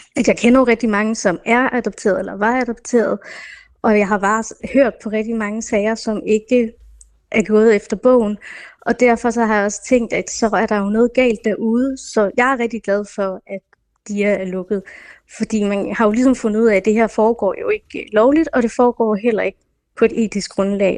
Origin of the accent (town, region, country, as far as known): Denmark; born or raised there; also born or lived in India